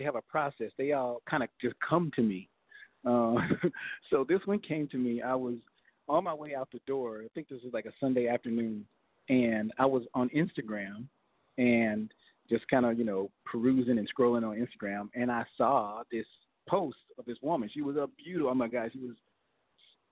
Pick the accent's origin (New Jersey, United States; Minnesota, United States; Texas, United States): Texas, United States; Fort Worth; also born or lived in Los Angeles, California; I'm from Fort Worth, Texas